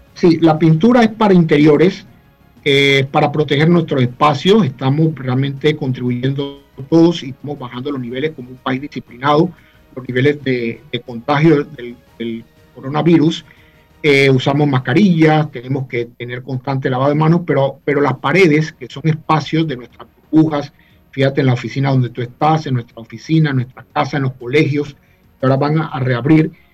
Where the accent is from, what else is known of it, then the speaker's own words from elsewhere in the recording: Chitré, Herrera, Panama; also born or lived in Panama City; Nací en la capital, en San Francisco de la Caleta, pero Chitreano de corazón